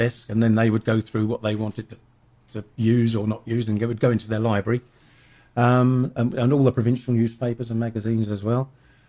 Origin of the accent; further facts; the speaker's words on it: Addlestone, South East England, United Kingdom; In Addlestone.